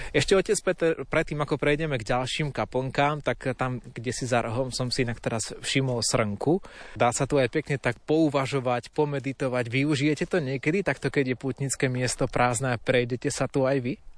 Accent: Slovakia; u nás doma na Slovensku

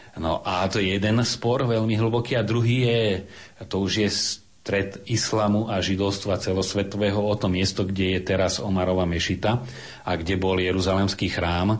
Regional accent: Slovakia; my sme Slováci

